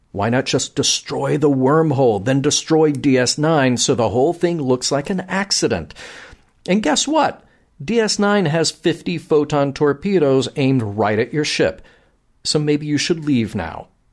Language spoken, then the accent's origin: English; Birmingham, Alabama, United States; my hometown of Birmingham, Alabama